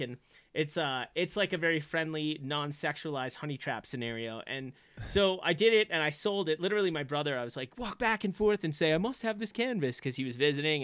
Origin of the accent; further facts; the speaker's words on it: Long Island, New York, United States; moved away as an adult; also born or lived in Boston; I grew up on Long Island